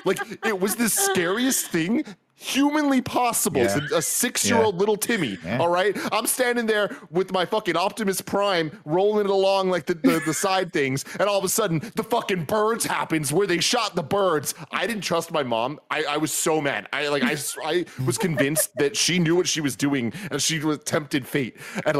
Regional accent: San Francisco, California, United States; I grew up in San Francisco. There's fucking pigeons and shit everywhere.

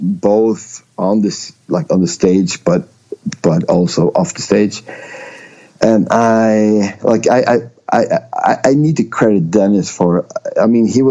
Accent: Umeå, Västerbotten County, Sweden; English is a second language; moved away as an adult; also born or lived in northern Sweden / small island in southern Sweden; when I was five or six years, we moved to Umeå, so that's where I grew up

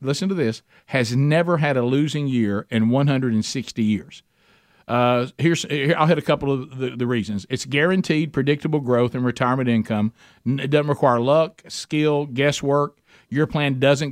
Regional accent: United States; As an American

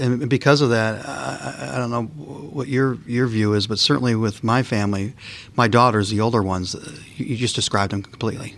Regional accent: Detroit, Michigan, United States; moved away

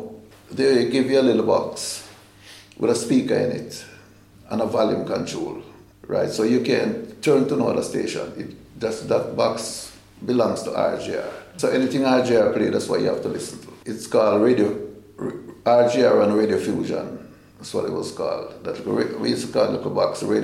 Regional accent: Jamaica; it's a lot of changes I've seen since growing up in Jamaica

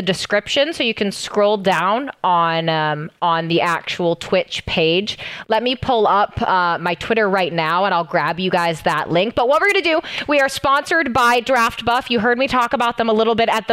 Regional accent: Seattle, Washington, United States; Seattle Surge, my hometown team

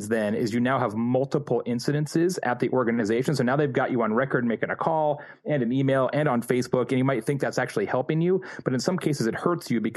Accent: Midwest, United States; I was born in the Midwest

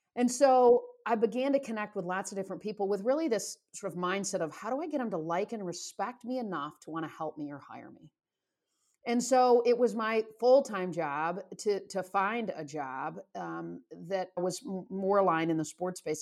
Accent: Michigan, United States; moved away; I grew up in Michigan

